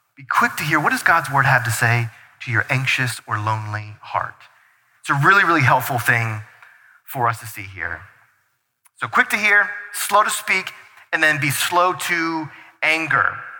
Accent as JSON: {"language": "English", "region": "North Carolina", "country": "United States", "moved": "yes", "lives_now": "Brighton, United States", "said": "we're from North Carolina, and so like plants were like a thing because we had something called grass and soil that we owned in our backyard"}